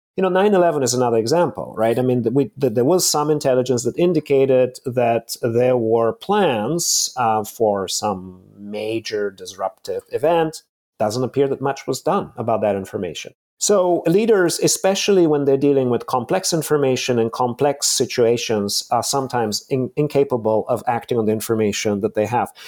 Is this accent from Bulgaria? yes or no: yes; Bulgaria; moved away; I was born in Bulgaria in the mid-seventies, and I was fourteen when the Berlin Wall collapsed